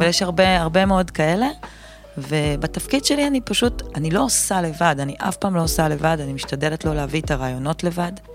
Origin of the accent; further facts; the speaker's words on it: Kfar Yehoshua, Northern District, Israel; אני מכפר יהושע, מעמק יזרעאל, גדלתי בעמק